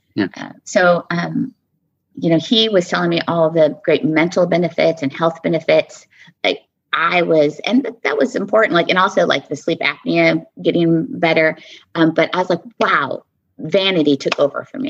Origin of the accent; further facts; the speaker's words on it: Southwest, United States; also born or lived in Texas / New Mexico / Arizona; I'm from the Southwest, um, born and raised Texas, New Mexico, Arizona